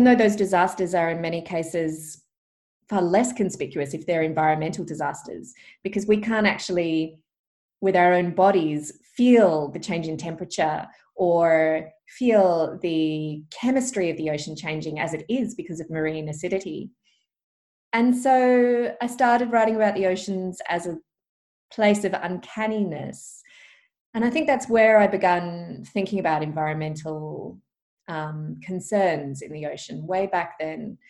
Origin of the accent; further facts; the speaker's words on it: Perth, Western Australia, Australia; also born or lived in Albany; we grew up in Perth, near the beaches.